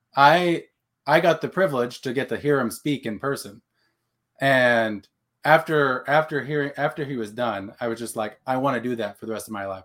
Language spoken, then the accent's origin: English; Texas, United States; now in Oklahoma, United States; Texan Okie. So I was raised in Texas, born, now in Oklahoma